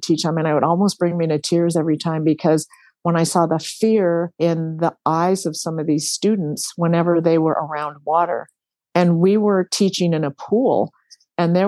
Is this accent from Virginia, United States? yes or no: no; Hawaii, United States; growing up in Hawaii